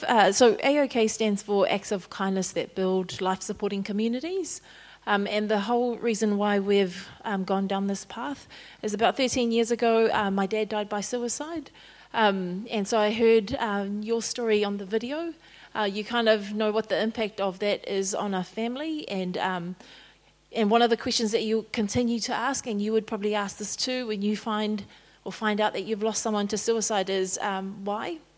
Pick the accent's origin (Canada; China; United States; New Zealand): New Zealand; Auckland; also born or lived in Wellington, New Zealand; Born in Wellington, raised in Ōtara